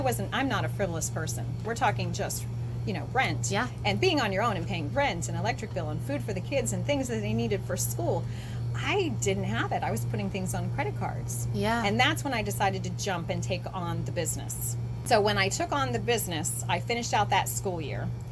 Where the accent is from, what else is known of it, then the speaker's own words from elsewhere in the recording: Florida, United States; moved away as an adult; also born or lived in Outer Banks, North Carolina / Morehead City, North Carolina; now in Atlantic Beach, United States; I grew up in Florida on the East Coast